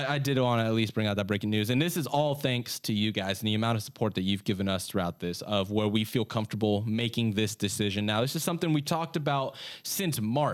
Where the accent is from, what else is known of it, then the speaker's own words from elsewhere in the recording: Sacramento, California, United States; moved away as an adult; now in Delaware, United States; I'm from California. I'm from Sacramento, born and raised until last year. I moved out to Delaware